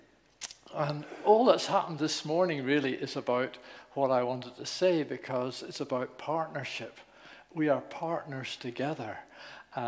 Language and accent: English; Northern Ireland, United Kingdom; moved away; also born or lived in Newcastle; I was born in Northern Ireland